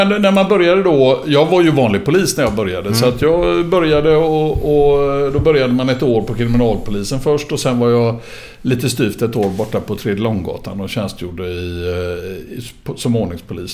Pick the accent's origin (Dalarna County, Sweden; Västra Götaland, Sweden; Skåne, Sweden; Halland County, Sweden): Västra Götaland, Sweden; Gothenburg; född och uppvuxen i Göteborg. Började ute på Hisingen